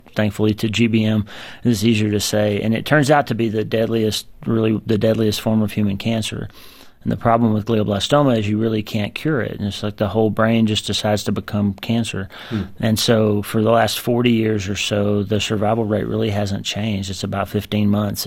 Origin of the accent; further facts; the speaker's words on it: United States; growing up in the United States and practicing in the United States